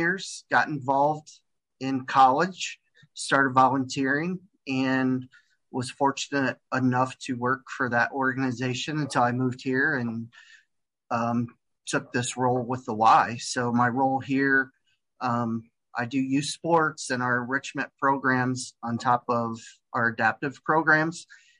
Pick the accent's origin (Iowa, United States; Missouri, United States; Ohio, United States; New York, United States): Ohio, United States; Cleveland; moved away as an adult; now in Houston, United States; I've been here in Houston. Actually, this month will be 3 years. So I'm originally from Cleveland.